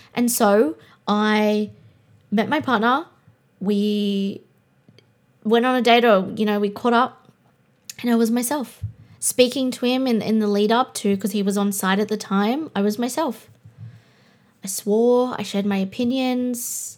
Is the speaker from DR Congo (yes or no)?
no; Australia; I'm Australian